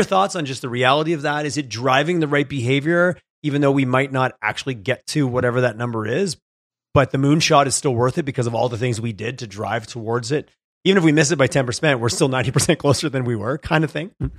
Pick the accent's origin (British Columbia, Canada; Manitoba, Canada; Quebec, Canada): Quebec, Canada; moved away; I grew up in Quebec